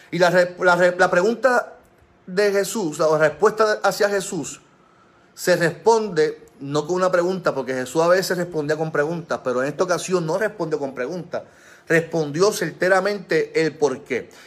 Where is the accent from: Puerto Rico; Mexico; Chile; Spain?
Puerto Rico; como pueblo puertorriqueño